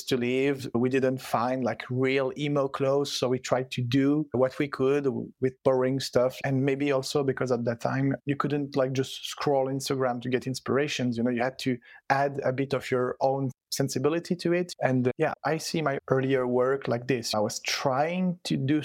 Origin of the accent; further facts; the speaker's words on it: Switzerland; first language French and Italian; English is a second language; also born or lived in Stockholm, Sweden; I was born and raised in Switzerland. My parents are both Italian immigrants, but I was born and raised in Switzerland. So yeah, my first language is French and Italian